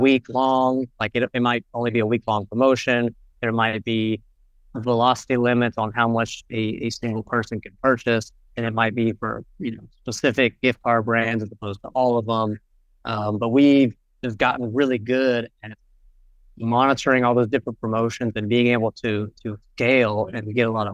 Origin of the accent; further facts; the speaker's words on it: Charlotte, North Carolina, United States; I'm originally from Charlotte, North Carolina, here in the U.S.